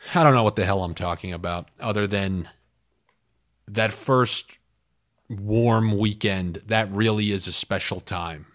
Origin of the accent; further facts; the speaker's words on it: New York, United States; growing up in New York